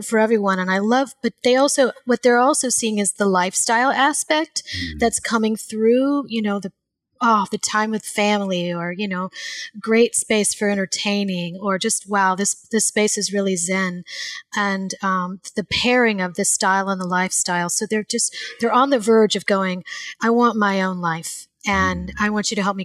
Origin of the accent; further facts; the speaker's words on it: Louisiana, United States; I grew up in Louisiana